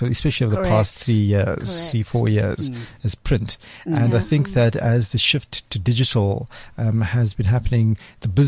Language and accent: English; Cape Town, Western Cape, South Africa; I grew up in Cape Town, in Athlone, heart of Cape Town.